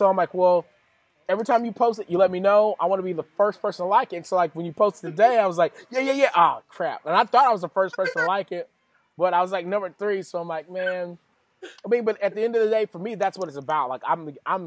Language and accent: English; West Texas, United States; I'm from West Texas.